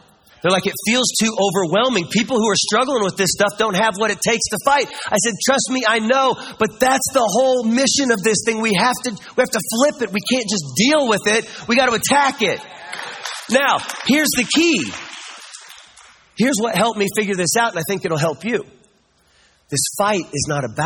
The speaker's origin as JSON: {"language": "English", "region": "Kansas", "country": "United States", "said": "I'm from Kansas"}